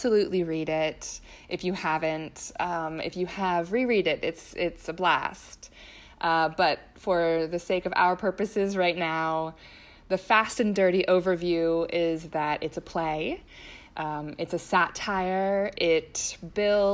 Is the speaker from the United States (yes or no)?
yes; Pennsylvania, United States; my home state, Pennsylvania